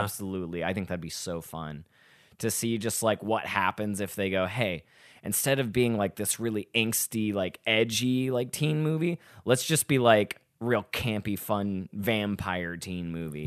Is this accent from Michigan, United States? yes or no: no; Little Rock, Arkansas, United States; now in Chicago, United States